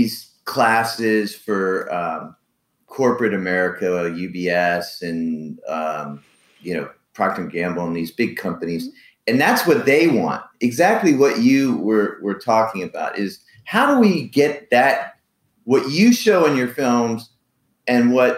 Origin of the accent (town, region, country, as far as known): United States